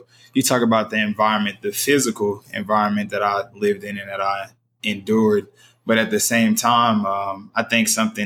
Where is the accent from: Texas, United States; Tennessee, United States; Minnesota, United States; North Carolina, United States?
Tennessee, United States; Nashville; I'm from East Nashville, with, as you already said, is being gentrified right now as we speak